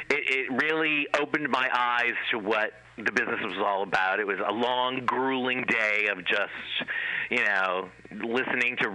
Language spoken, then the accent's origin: English; Cleveland, Ohio, United States; I went to school or to college in Ohio, where I'm originally from. I'm from Cleveland, Ohio.